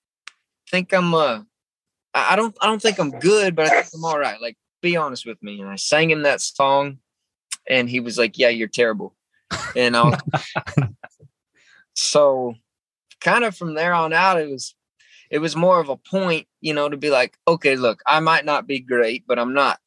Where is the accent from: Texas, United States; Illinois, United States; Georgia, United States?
Texas, United States; San Antonio; I was born in San Antonio, Texas, not very far from where I live right now